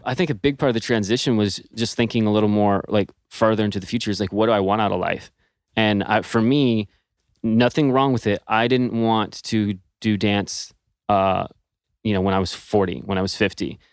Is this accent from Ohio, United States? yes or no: no; Texas, United States; moved away as an adult; also born or lived in Los Angeles; I'm originally from Texas and went to L A to pursue dance professionally